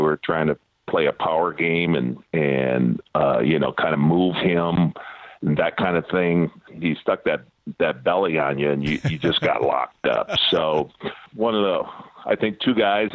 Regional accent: St. Anne, Illinois, United States; moved away; also born or lived in Milwaukee / Seattle; I had a ton of buddies that I grew up with back in Wichert, St. Anne area in Illinois

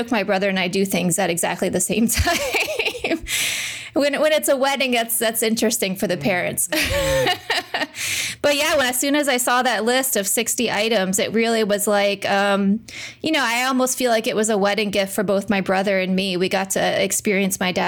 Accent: Wilmington, Delaware, United States; We were growing up in Wilmington, Delaware

